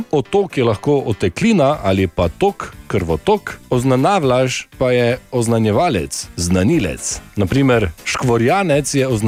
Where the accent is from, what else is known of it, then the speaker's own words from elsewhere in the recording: Ormož, Drava, Slovenia; prihajam za kolic Ormuža, pri nas rečemo temu.